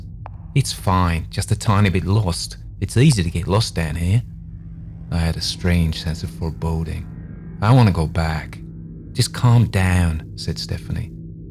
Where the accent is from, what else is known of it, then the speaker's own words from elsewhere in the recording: Atlanta, Georgia, United States; I come from Atlanta, Georgia, though I don't sound like I'm from Atlanta, apparently.